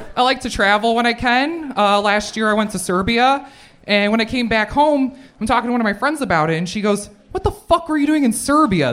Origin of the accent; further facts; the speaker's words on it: Chicago, Illinois, United States; in Chicago. I'm from Chicago